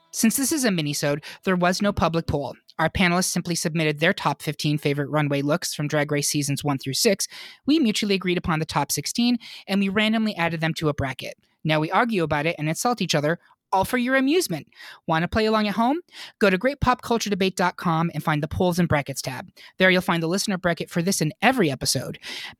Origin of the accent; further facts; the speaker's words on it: Lafayette, United States; Bitch, I am from Lafayette.